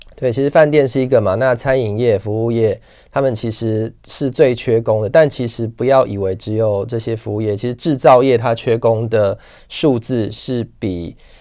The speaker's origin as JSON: {"language": "Chinese", "country": "Taiwan", "said": "我们台湾人其实虽然法定大家觉得是六十五岁就退休年龄"}